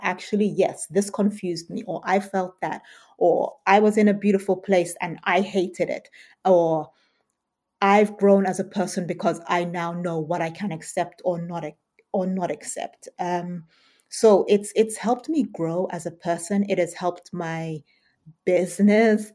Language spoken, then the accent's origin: English; United Kingdom; also born or lived in Southern Africa; as a Brit